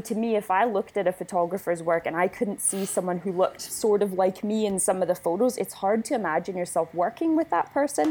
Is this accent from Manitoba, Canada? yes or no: yes; Winnipeg, Manitoba, Canada; moved away as an adult; now in Scotland, United Kingdom; I am from Winnipeg, which is smack dab in the middle of Canada